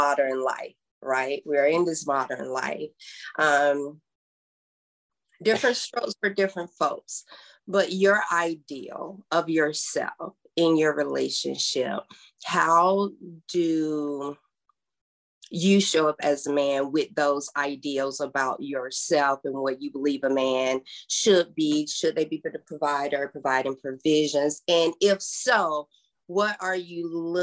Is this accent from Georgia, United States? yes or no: yes; South Georgia, United States; I'm from South Georgia